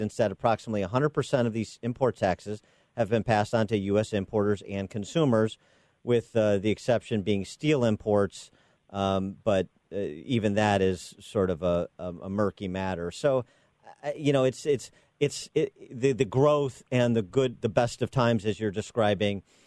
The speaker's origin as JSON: {"language": "English", "region": "Illinois", "country": "United States", "tie": "born or raised there", "said": "my home state of Illinois"}